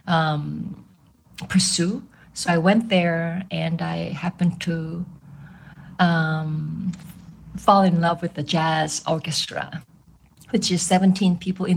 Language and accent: English; South Korea; English is a second language; moved away as an adult; also born or lived in Boston; now in New York, United States; I am originally from South Korea